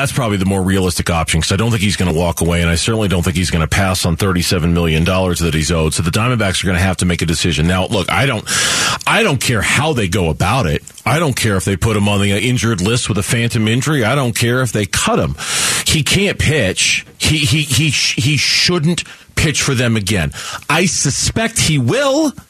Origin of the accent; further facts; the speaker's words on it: Arizona, United States; Wallace and Ladmo was the show here oh, for us yes. kids growing up in Arizona